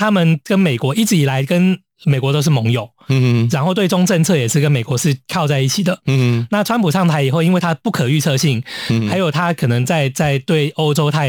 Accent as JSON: {"language": "Chinese", "country": "Hong Kong", "said": "其实我们香港人看到会觉得大快人心"}